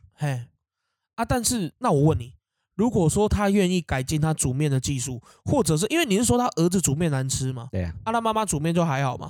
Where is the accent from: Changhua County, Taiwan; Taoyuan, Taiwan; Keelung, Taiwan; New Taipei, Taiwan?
Keelung, Taiwan; 我们基隆人有一种美食社团